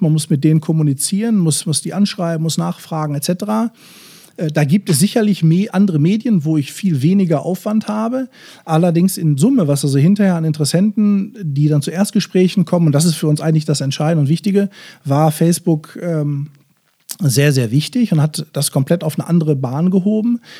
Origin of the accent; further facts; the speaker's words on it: Bochum, North Rhine-Westphalia, Germany; als Bochumer Junge, der ich nun mal bin